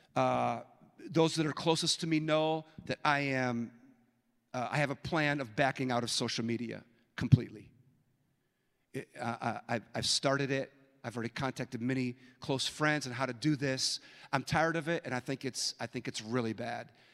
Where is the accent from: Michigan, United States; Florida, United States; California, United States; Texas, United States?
California, United States; San Francisco; now in Minneapolis, United States; I was born in San Francisco, and I live in Minneapolis